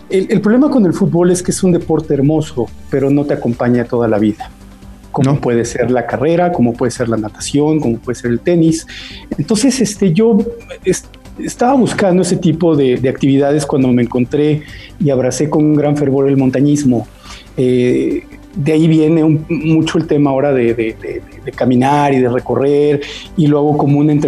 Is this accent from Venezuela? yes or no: no; Mexico City, Mexico; Yo soy de la Ciudad de México. ¿De qué eh, colonia? Eh, originalmente de niño de Jardín Balbuena, que era unos espacios abiertos y en donde podías estar toda la tarde afuera jugando